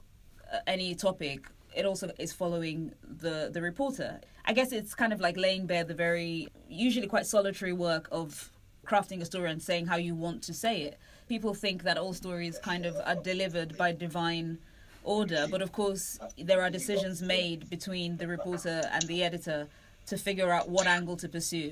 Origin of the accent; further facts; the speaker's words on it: London, United Kingdom; I'm British. I've never seen a gun. Right, seriously, I'm from East London